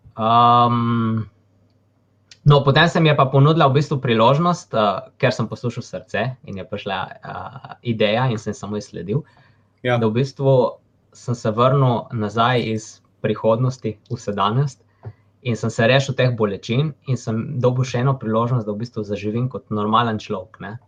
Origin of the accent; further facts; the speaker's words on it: Slovenia; sem se rodil v Sloveniji